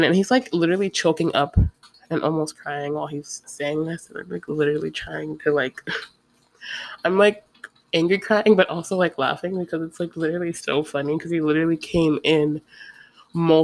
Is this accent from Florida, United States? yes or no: yes; Ocala, Florida, United States; now in Gainesville, United States; we live in Gainesville. I'm from Ocala